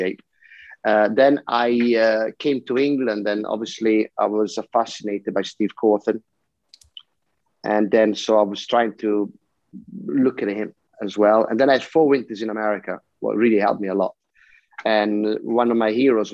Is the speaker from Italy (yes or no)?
yes; Italy; I come from Italy